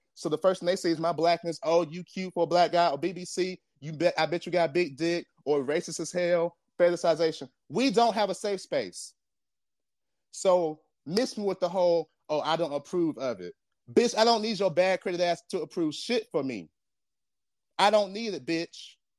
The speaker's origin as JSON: {"language": "English", "country": "Jamaica", "said": "I, I'm Jamaican"}